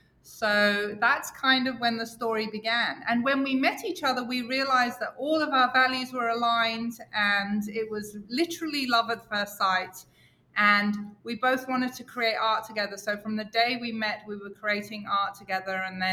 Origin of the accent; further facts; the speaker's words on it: England, United Kingdom; I'm Catholic and I come from England